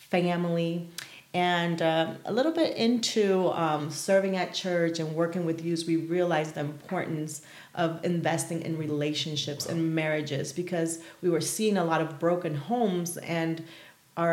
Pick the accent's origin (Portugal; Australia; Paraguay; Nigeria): Paraguay; moved away; I was born and raised in South America. So I'm originally from Paraguay